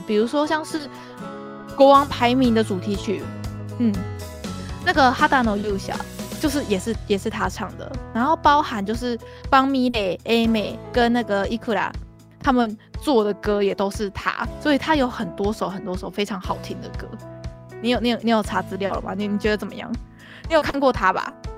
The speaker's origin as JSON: {"language": "Chinese", "country": "Taiwan", "said": "对于我们台湾人来说，我们是怎么想？"}